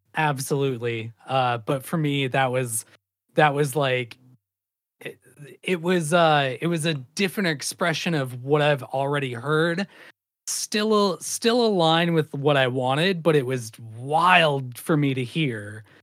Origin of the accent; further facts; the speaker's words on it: Great Falls, Montana, United States; living and growing up in Great Falls, Montana